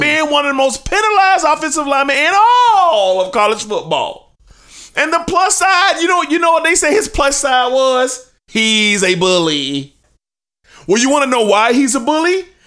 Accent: Jacksonville, Florida, United States; my hometown. Well, because I live here

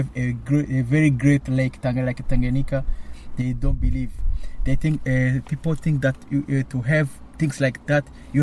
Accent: Burundi; moved away as an adult; also born or lived in Dublin, Ireland / Limerick, Ireland; now in Cork, Ireland; I'm from Burundi

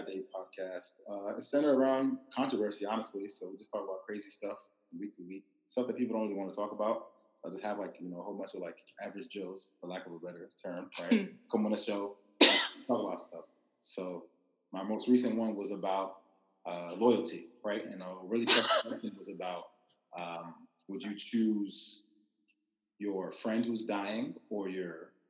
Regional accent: Maryland, United States; also born or lived in Nigeria; No, I'm not claiming D.C. I claim Maryland. I'm from Maryland.

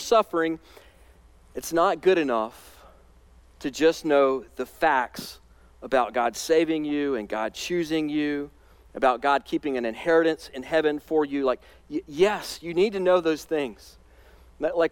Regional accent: Alabama, United States; now in North Carolina, United States; I spent some of my childhood years growing up in Alabama. That's where my whole family's from

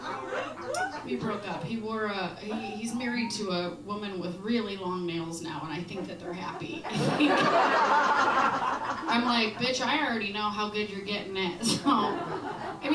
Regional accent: Wisconsin, United States; now in Chicago, United States; I'm from Wisconsin

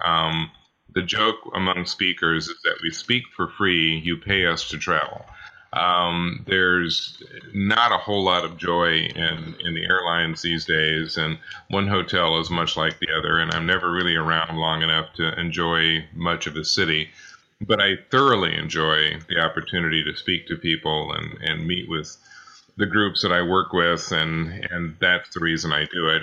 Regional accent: Kansas City, United States; I grew up in Kansas City, Missouri, in Kansas City, Kansas. Uh, have been, lived here all my life, so it is definitely hometown.

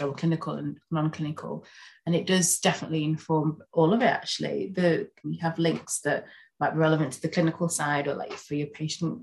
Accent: Yorkshire and the Humber, United Kingdom; moved away as an adult; now in West Yorkshire, United Kingdom; we are British Ghanaian. And we grew up in Yorkshire, in East Yorkshire. We both kind of reside in West Yorkshire now.

